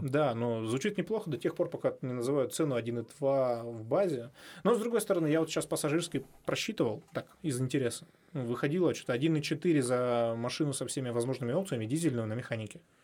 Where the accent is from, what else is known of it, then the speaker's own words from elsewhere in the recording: Miass, Chelyabinsk Oblast, Russia; я человек, который все детство провел в Миасе, да, ну, все маленькое детство, потому что у меня там бабушка жила